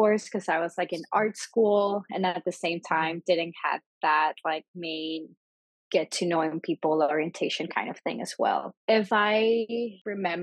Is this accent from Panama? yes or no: yes; Panama; English is a second language; moved away as an adult; now in United States; I was born and raised in Panama. And then in 2017, I started college and moved to the U.S. and have been living here ever since